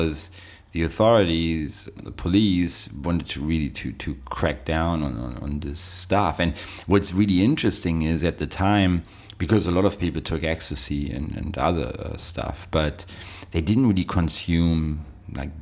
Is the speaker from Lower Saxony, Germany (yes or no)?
no; Berlin, Germany; I went to raves in Berlin, that's where I grew up. I was born in West Berlin